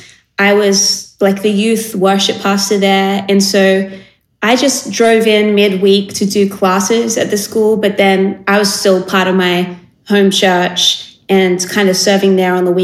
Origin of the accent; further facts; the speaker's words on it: Sydney, New South Wales, Australia; born and raised in Sydney in like an area kind of south of the city. And my whole upbringing was in this same kind of neighborhood.